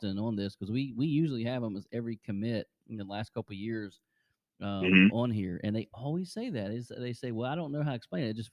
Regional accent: Cleveland, Ohio, United States; We're from Cleveland, so obviously a bigger type city

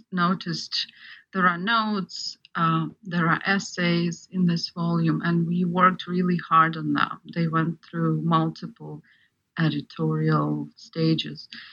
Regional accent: Ukraine; moved away; I'm actually an example of of um, Ukrainian, partly Ukrainian audience because I grew up in Ukraine

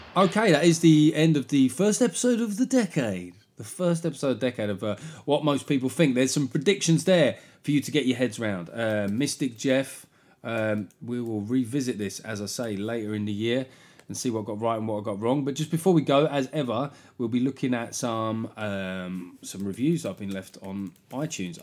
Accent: London, United Kingdom; I grew up in South London

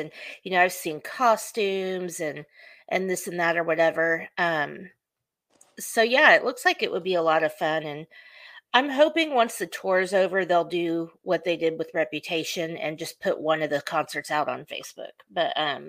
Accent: Oklahoma, United States; I'm from Oklahoma

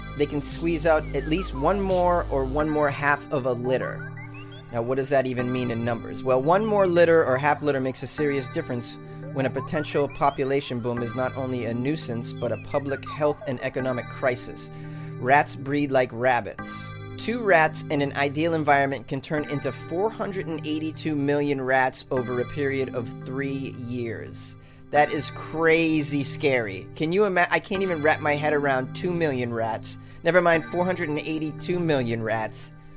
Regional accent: Boston, Massachusetts, United States; moved away; also born or lived in New York City; Boston, which is my hometown

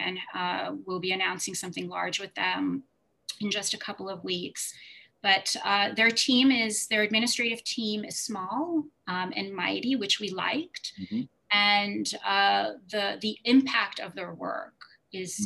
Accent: New York, United States; also born or lived in Soviet Union / St. Louis; We then moved to New York, and I grew up in the city, and I've been here my whole life, even went to NYU. And a proud New Yorker

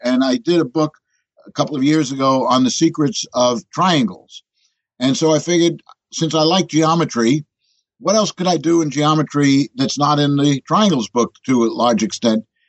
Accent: New York City, New York, United States; I'm a born New Yorker. As a matter of fact, born in Manhattan

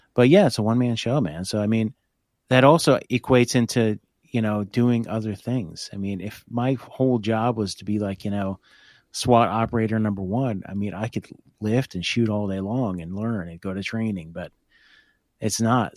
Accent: Hope, New Jersey, United States; I grew up in Hope, which is right outside of Blairstown

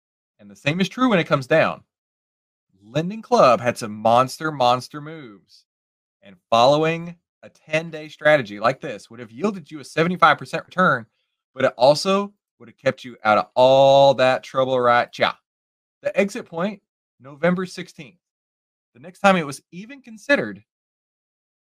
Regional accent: Texas, United States; I live born and raised in Texas

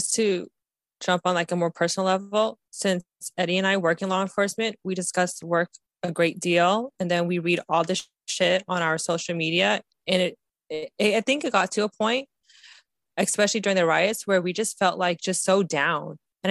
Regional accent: Ohio, United States; Akron, we're from Ohio.

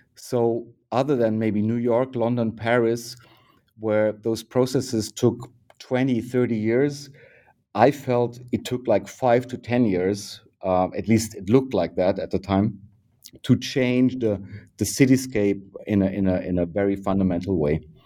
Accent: Bavaria, Germany; moved away as an adult; now in Berlin, Germany; born in Bavaria in 1968 and uh, uh, close to the river Danube

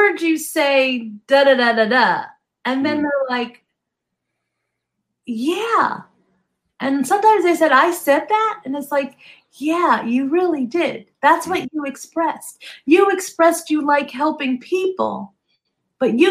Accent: New Jersey, United States; now in Southern California, United States; I grew up in New Jersey, so I understand cold.

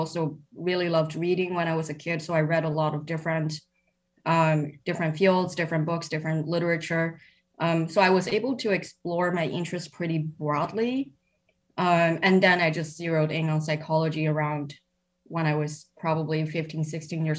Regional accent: Shanghai, China; now in Cambridge, United Kingdom; I grew up in Shanghai

